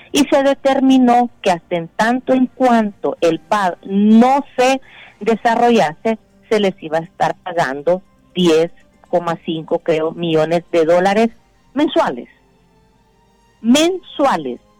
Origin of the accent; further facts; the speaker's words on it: Honduras; Pero a mí como hondureña, Rómulo, por supuesto que sí.